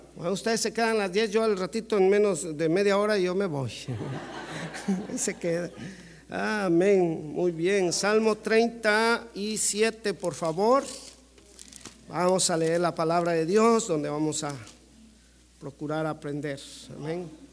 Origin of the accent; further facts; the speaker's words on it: Mexico; Como mexicano